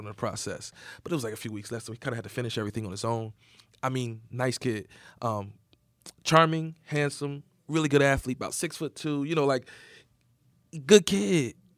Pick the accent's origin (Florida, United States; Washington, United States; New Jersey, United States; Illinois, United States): New Jersey, United States; Egg Harbor City; I grew up in Southern New Jersey. It's a real small town called Egg Harbor City.